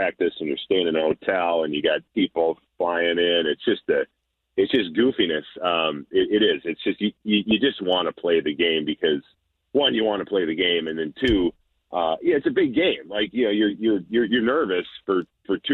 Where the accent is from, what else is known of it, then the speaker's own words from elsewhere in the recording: Minnesota, United States; I grew up in Minnesota, played for the Vikings for 11 years